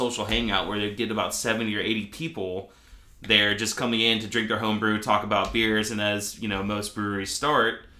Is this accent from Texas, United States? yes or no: no; Glasgow, Kentucky, United States; I grew up in Glasgow, Kentucky